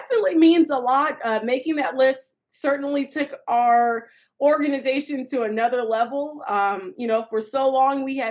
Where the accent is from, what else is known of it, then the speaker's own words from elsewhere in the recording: Los Angeles, California, United States; I'm from South Central Los Angeles, California